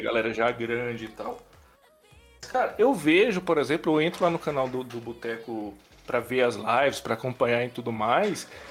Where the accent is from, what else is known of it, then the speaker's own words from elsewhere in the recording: Pará, Brazil; also born or lived in Brasília / Rio de Janeiro; now in Goiânia, Brazil; nasci em Brasília, criado no Pará, já tenho um tempão em Goiânia, já morei no Rio